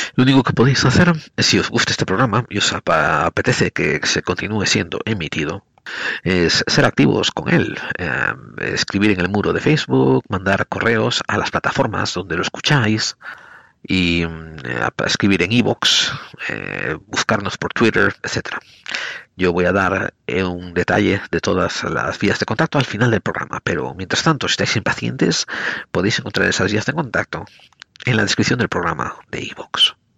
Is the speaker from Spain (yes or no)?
yes; Spain; moved away as an adult; also born or lived in United States; Yo nací en España a finales de los años sesenta o principios de los setenta, dependiendo a qué le preguntes. Y me crié a finales de la dictadura en España